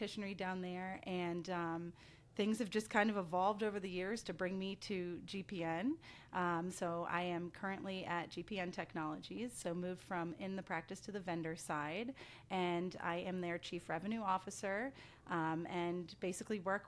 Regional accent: Blue Ridge Mountains of Virginia, United States; moved away as an adult; also born or lived in Asheville, North Carolina; I currently live in the Blue Ridge Mountains of Virginia. This is where I was born and raised

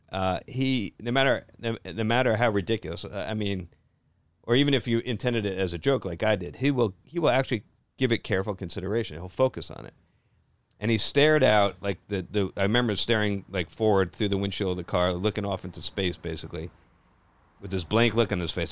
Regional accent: New Jersey, United States; I grew up in Jersey

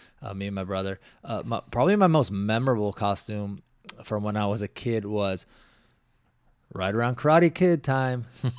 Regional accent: Washington, United States; Where I grew up in Washington, the houses were, you couldn't see your neighbors.

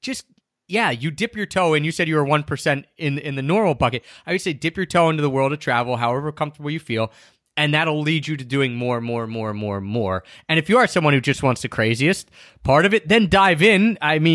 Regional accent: East Coast, United States; moved away as an adult; also born or lived in Japan; I grew up on the East Coast

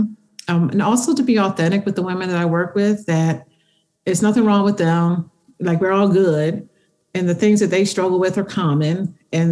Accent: Philadelphia, Pennsylvania, United States; I'm from Philly

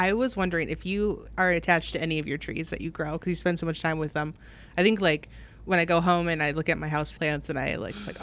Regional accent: Wisconsin, United States; now in Oregon, United States; the pine stands where I grew up in Wisconsin

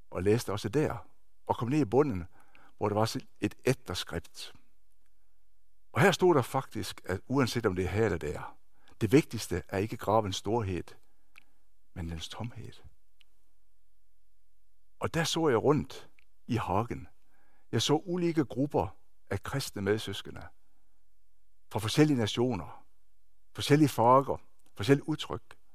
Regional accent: Denmark; now in Norway; Jeg er født og opvokset i Danmark og har de sidste 25, snart 26 år boet her i Norge. Jeg er norsk gift

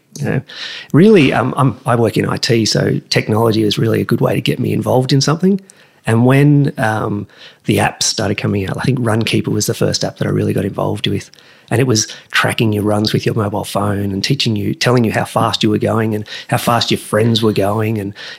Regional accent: Wagga Wagga, New South Wales, Australia; Growing up in Wagga, you had to play sport.

